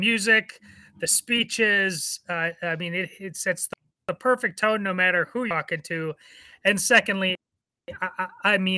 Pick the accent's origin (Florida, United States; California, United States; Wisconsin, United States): Wisconsin, United States; Madison; I was born in Madison, Wisconsin, the Berkeley of the Midwest. Very liberal, but Madison was a great place to grow up